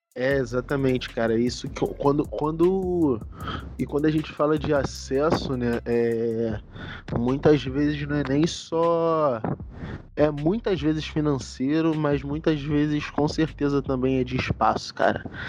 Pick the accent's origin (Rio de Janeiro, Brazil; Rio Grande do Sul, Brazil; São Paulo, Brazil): Rio de Janeiro, Brazil; São João de Meriti; moved away as an adult; also born or lived in Niterói; Nascido e criado na cidade de São João de Meriti, na Baixada Fluminense.